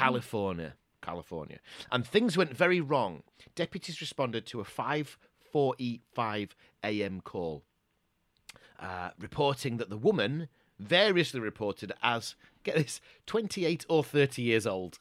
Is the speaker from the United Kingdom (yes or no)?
yes; Doncaster, Yorkshire and the Humber, United Kingdom; growing up in Doncaster